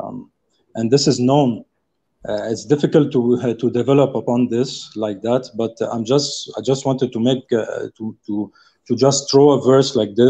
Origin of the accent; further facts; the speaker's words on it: South Africa; I'm calling from very far. I'm from South Africa